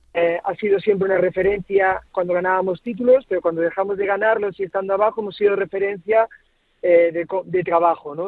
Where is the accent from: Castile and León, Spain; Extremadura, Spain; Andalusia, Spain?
Andalusia, Spain; Cabra; now in Galicia, Spain; yo soy de, Córdoba, de Cabra y, de en Andalucía.